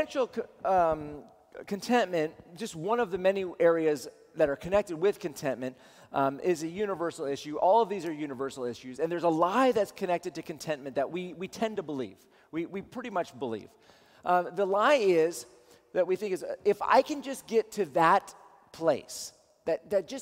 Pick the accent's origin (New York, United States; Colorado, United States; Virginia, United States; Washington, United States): Washington, United States; Seattle; I'm from Seattle